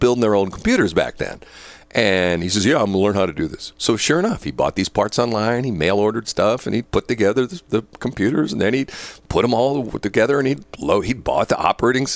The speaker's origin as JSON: {"language": "English", "country": "United States", "tie": "born or raised there", "said": "I was born here in the United States."}